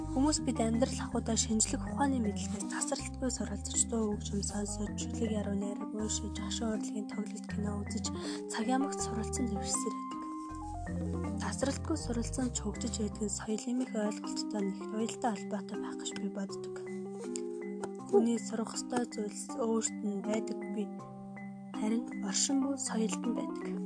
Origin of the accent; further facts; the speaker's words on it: Mongolia; ариун соёл ёс заншилтай улс бол яахын аргагүй миний Монгол орон.